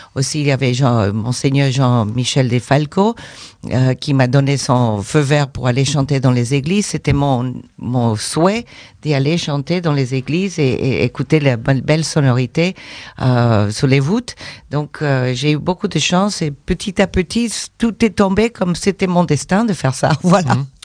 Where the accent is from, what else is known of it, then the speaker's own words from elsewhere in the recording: United States; moved away; also born or lived in Mexico; je suis américaine